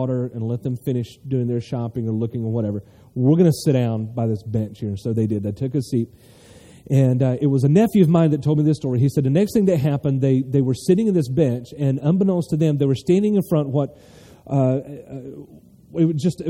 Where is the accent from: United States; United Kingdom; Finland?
United States; North Carolina; I'm from North Carolina